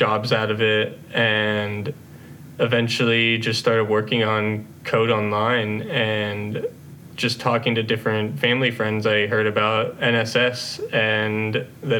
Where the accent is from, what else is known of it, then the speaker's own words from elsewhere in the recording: Nashville, Tennessee, United States; also born or lived in Knoxville, Tennessee; I was born and raised in Nashville, Tennessee